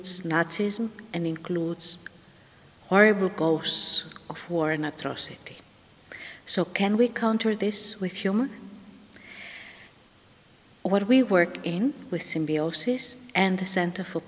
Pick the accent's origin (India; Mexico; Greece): Greece; I come from Greece